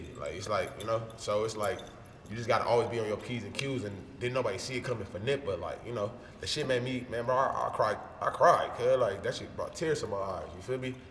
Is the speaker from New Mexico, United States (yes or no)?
no; Los Angeles, California, United States; I'm from Los Angeles, California. Feel me? Gutter, slums, South Central, Los Angeles